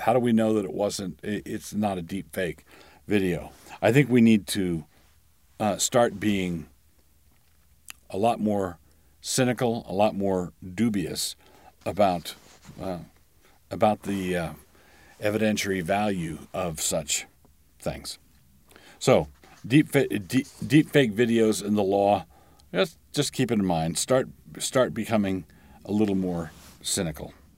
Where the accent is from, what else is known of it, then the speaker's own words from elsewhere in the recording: Annapolis, Maryland, United States; Annapolis is my hometown, and it's the town where I, I did most of my growing up.